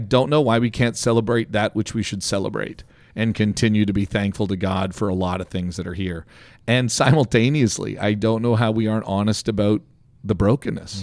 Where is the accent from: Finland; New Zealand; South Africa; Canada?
Canada; now in United States; as a Canadian